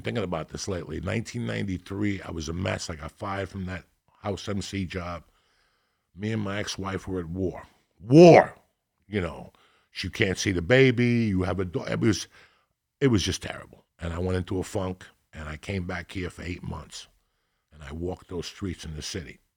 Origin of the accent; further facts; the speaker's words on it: North Bergen, New Jersey, United States; moved away; also born or lived in Denver; I grew up in North Bergen with all those Italians.